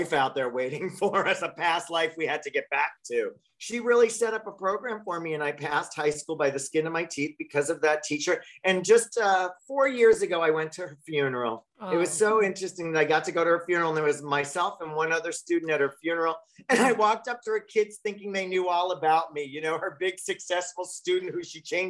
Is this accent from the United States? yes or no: yes; Long Island, New York, United States; I grew up in Long Island. I was a kid in Long Island